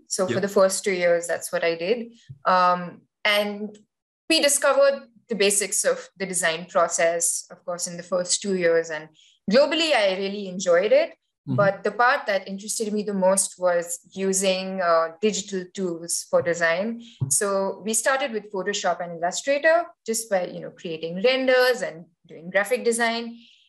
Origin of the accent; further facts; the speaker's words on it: Dubai, United Arab Emirates; also born or lived in Kharghar, India; I was born in Kharghar. So it's a small, not a small, but well, it's a town in India. But Dubai was so much bigger